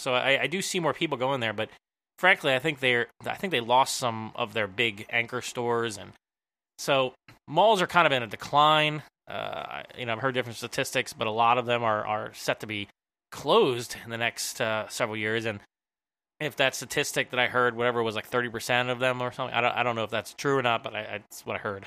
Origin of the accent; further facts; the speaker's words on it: Philadelphia, Pennsylvania, United States; I'm from the Philly area